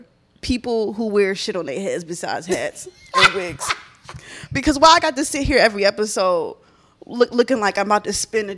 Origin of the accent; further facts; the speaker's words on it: Philadelphia, Pennsylvania, United States; my neighborhood in Philly.